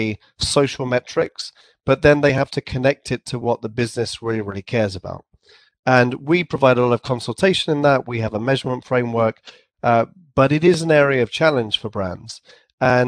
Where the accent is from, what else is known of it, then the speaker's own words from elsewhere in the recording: England, United Kingdom; accent: English; also born or lived in San Francisco; I had my English accent and I probably pronounced it too formally, like a sort of an English accent